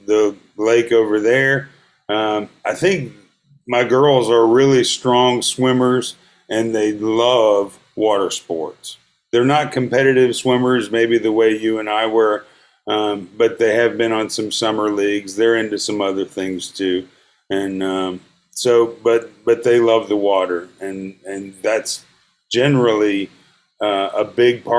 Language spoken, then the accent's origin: English; Gainesville, Georgia, United States; where I grew up in Gainesville